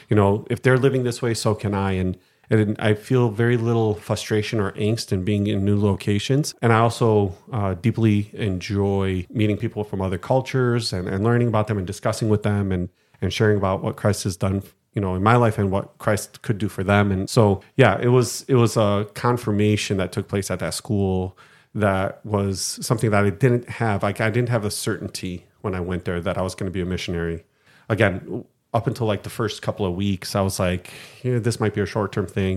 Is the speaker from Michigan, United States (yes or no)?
yes; Detroit, Michigan, United States; moved away as an adult; now in Greece; from Detroit, Michigan, born and raised